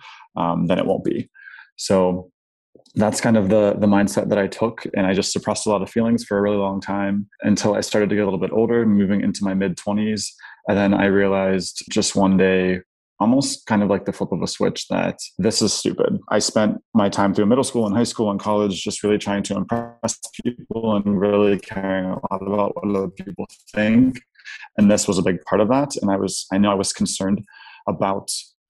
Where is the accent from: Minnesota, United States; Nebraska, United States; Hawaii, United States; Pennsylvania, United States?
Pennsylvania, United States; Pittsburgh; moved away as an adult; now in Chicago, United States; I grew up in a pretty affluent white suburb in Pittsburgh, middle to upper class